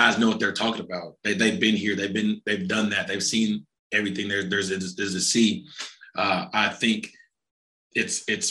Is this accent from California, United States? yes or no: no; Fayetteville, Arkansas, United States; I'm from Fayetteville, Arkansas. I went to school here